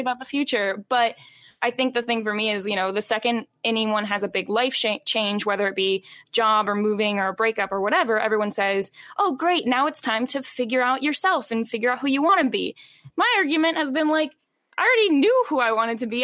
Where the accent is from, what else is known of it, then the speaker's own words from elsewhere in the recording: Charlottesville, Virginia, United States; now in Richmond, United States; I primarily grew up in Charlottesville, Virginia, and then moved here after college.